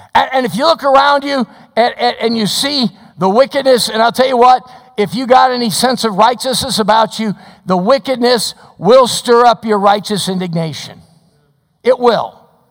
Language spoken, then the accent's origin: English; Chicago, Illinois, United States; moved away; I grew up in the Chicago area